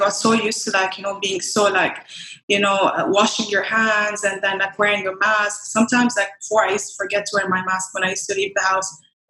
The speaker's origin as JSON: {"language": "English", "region": "Dubai", "country": "United Arab Emirates", "tie": "born or raised there", "also_born_or_lived": "Iraq / Lisbon", "said": "So I was born and raised in Iraq and then I moved to Dubai when I was 9 years old, I think. Yeah, nine. Technically I'd say I'm Iraqi, but at the same time more like from Dubai, So I went to school here, I went to university here"}